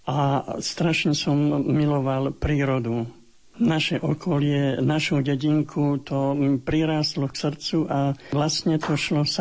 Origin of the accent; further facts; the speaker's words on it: Gáň, Trnava Region, Slovakia; Narodil som sa v Gáni